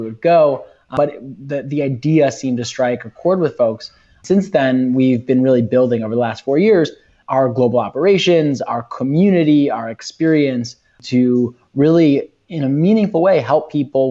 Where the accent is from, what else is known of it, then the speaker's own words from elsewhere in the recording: Chicago, Illinois, United States; I'm from Chicago, grew up in Chicago